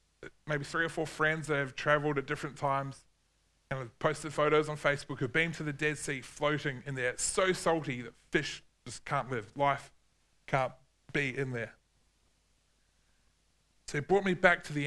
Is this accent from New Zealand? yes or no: yes; New Zealand; growing up in New Zealand